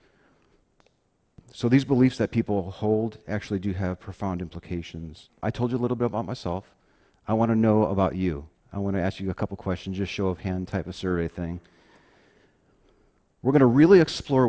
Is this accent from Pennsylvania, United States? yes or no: no; Chicago, Illinois, United States; moved away; I'm originally from the Chicago area. I grew up on the South Side, Catholic Italian neighborhood